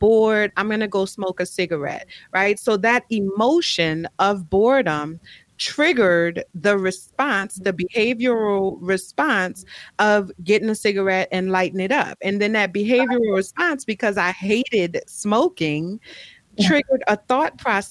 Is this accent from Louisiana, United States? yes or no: yes; New Orleans, Louisiana, United States; I grew up Catholic, you know, I'm from New Orleans